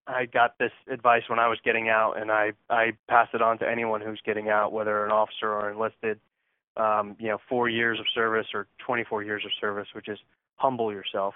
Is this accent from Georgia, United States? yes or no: no; Connecticut, United States; now in Houston, United States; I'm from Connecticut